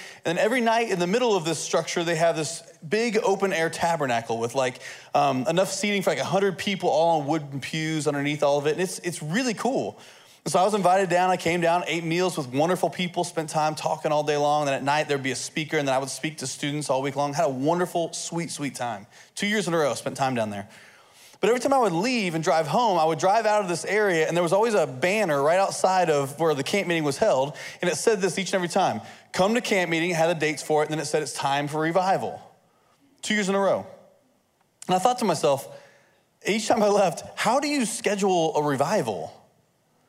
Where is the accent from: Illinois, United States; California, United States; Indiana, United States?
Indiana, United States; I'm from Indiana